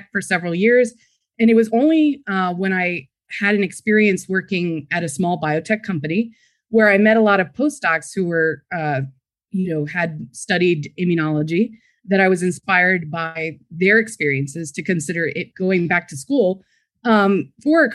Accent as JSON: {"language": "English", "town": "Frederick", "region": "Maryland", "country": "United States", "tie": "born or raised there", "said": "I was born and raised in Frederick, Maryland."}